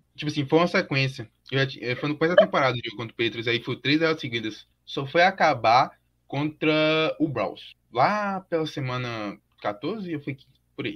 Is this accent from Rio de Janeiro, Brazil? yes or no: no; Vitória da Conquista, Bahia, Brazil; eu sou do interior da Bahia, de História da Conquista